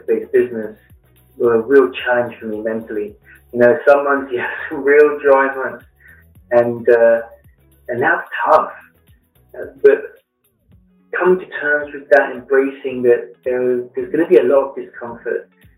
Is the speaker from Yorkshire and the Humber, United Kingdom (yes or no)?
no; London, United Kingdom; born or raised there; moved away as an adult; also born or lived in Flint, Michigan / Blue Ridge Mountains; now in United States